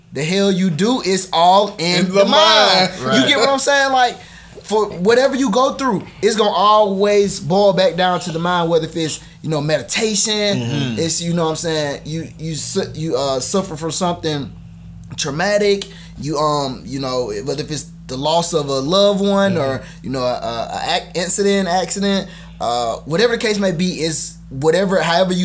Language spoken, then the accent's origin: English; LaGrange, Georgia, United States; also born or lived in Columbus, Georgia; I am from LaGrange, Georgia. Born and raised